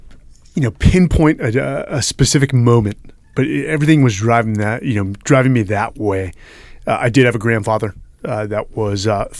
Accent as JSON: {"language": "English", "town": "Palo Alto", "region": "California", "country": "United States", "tie": "born or raised there", "said": "In NorCal, Palo Alto, California, just about 30 minutes south of San Francisco. Entire family born and raised in San Francisco."}